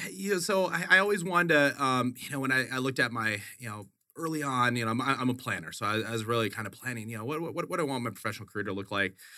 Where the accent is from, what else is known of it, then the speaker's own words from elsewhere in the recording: Wisconsin, United States; moved away as an adult; also born or lived in Boulder, Colorado; now in Phoenix, United States; I grew up in Wisconsin. Grew up in Wisconsin, went to school a, at the University of Colorado in Boulder.